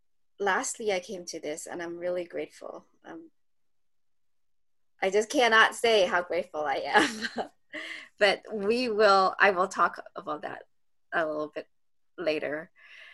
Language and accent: English; Toronto, Ontario, Canada; I'm from Toronto, Canada, and I've been with the Headless Way about 2 years.